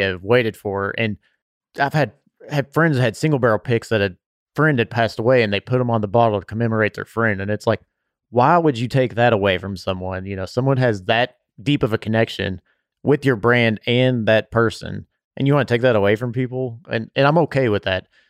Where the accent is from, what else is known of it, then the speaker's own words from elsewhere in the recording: Bardstown, Kentucky, United States; I grew up around Willett and know the Colesveen family too